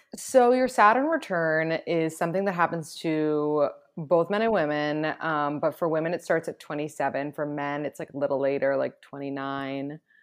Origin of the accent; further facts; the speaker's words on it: New York City, New York, United States; I was born and raised in New York City